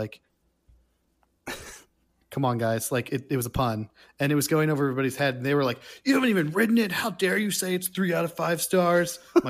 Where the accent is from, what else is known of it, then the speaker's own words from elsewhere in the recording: New England, United States; I mean, so I grew up in New England and we would always go up to New Hampshire to see the leaves change colors and go skiing up there